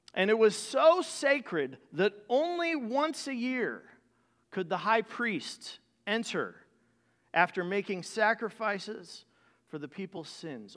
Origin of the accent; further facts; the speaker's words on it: South Bend, Indiana, United States; Growing up in South Bend, Indiana